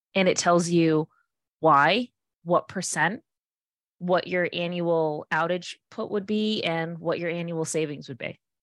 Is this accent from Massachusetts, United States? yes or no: yes; Fall River, Massachusetts, United States; I'm from Fall River and there's tons of redevelopment in our city